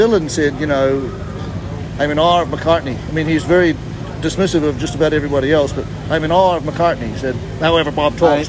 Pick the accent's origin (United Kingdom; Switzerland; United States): United Kingdom; Liverpool, North West England; Anyway, we're from Liverpool. So that's hence the absolutely brilliant impersonation of other Liverpudlians.